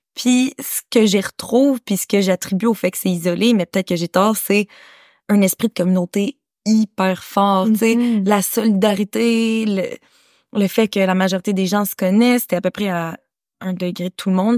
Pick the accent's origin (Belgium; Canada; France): Canada; moved away as an adult; also born or lived in Kathmandu, Nepal; je suis née au Canada